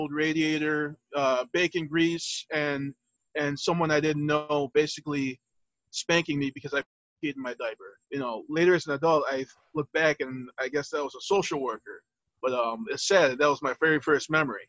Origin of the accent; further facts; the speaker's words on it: Detroit, Michigan, United States; I was born in Henry Ford Hospital, 1983